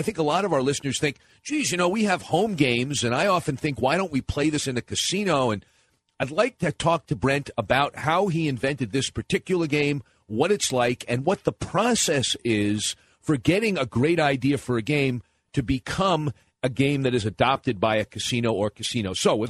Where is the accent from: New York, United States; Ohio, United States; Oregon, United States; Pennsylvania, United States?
New York, United States; Nassau County, Long Island; I grew up in Nassau County, Hempstead, Hicksville, and Westbury.